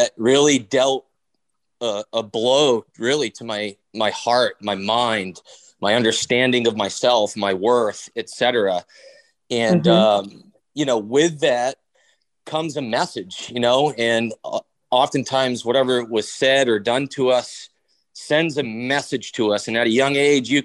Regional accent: Bangor, Maine, United States; I grew up here in Bangor, Maine

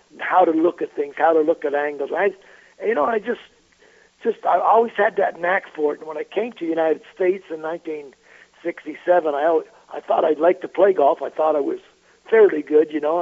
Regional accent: Montreal, Quebec, Canada; I grew up in Montreal, Canada.

